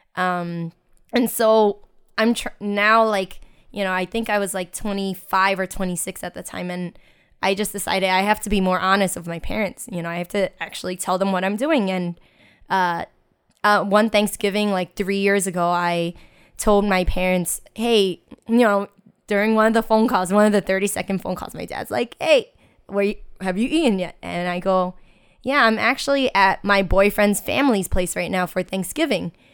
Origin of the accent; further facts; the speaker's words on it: United States; I grew up in Chinatown and I was born and raised there